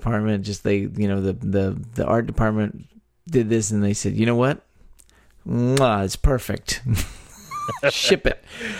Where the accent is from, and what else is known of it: Texas, United States; born or raised there